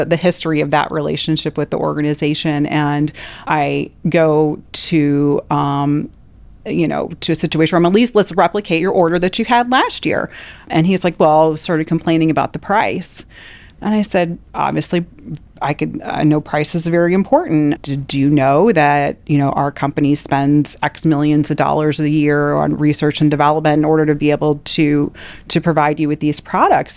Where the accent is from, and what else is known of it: Midwest, United States; moved away as an adult; also born or lived in Louisiana / Nebraska